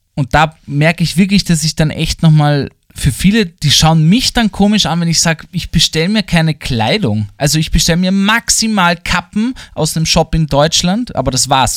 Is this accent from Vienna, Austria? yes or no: yes; Vienna, Austria; accent: Wiener Dialekt; Mir wurde der Dialekt abgesprochen, dass ich aus Wien bin